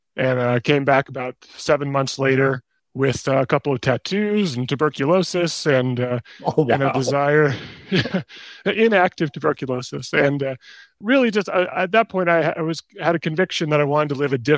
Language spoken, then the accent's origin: English; Bay Area, California, United States; moved away as an adult; also born or lived in Washington, District of Columbia, United States; I was born and raised in the Bay Area